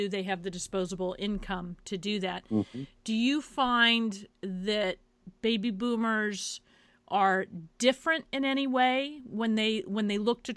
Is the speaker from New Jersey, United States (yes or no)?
no; Kansas, United States; moved away as an adult; now in New York, United States; I happen to be from Kansas. That's where I was born and raised